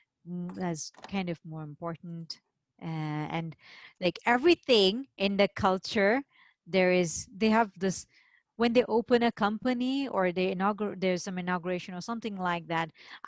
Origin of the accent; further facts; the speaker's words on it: India; And because I'm Indian, and in India we have a similar festival.